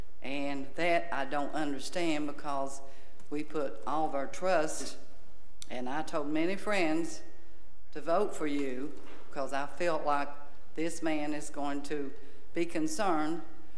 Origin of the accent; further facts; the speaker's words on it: Charleston, South Carolina, United States; because my husband and I came from Charleston, South Carolina. We moved here.